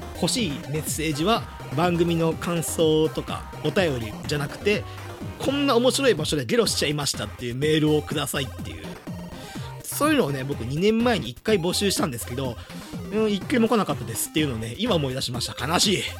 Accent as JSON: {"language": "Japanese", "region": "Hyogo", "country": "Japan", "tie": "born or raised there", "moved": "as an adult", "lives_now": "Itabashi, Tokyo, Japan", "said": "僕、まあの兵庫県の出身で、まあ、関西の出身"}